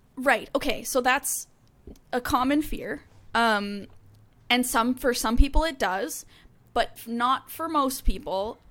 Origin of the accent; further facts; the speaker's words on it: Canada; now in United States; I'm from Canada